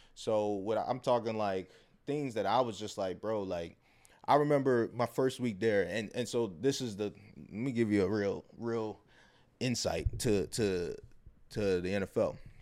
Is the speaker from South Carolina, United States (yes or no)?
no; Baltimore, Maryland, United States; I'm from Baltimore. We got the Preakness.